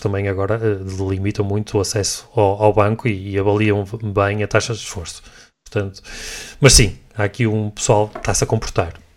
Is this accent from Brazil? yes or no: no; Portugal; como nós portugueses